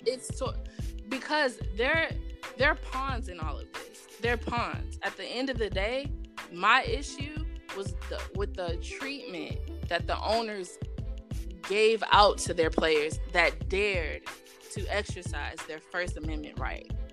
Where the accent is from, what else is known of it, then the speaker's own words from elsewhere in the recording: Houston, Texas, United States; moved away as an adult; also born or lived in Austin, Texas; now in New Jersey, United States; growing up in Texas